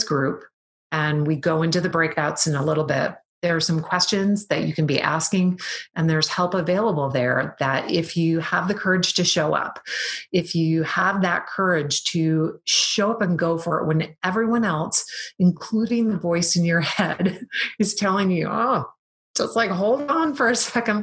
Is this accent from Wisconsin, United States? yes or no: yes; Wisconsin, United States; I'm from Wisconsin.